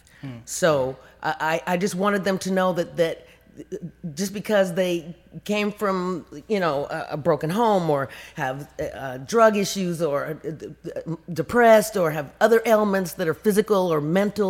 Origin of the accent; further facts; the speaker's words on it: Compton, California, United States; I'm from Compton and I have very humble beginnings